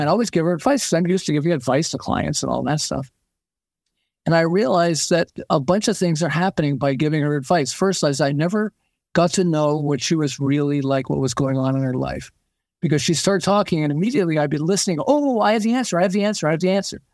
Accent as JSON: {"language": "English", "town": "Montreal", "region": "Quebec", "country": "Canada", "moved": "as an adult", "lives_now": "California, United States", "said": "I'm originally from Montreal"}